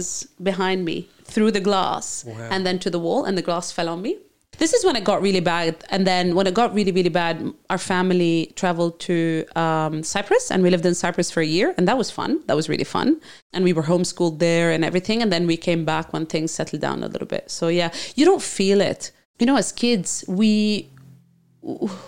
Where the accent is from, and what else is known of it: Lebanon; born or raised there; English is a second language; moved away as an adult; also born or lived in Saudi Arabia / Dubai, United Arab Emirates; now in Townsville, Australia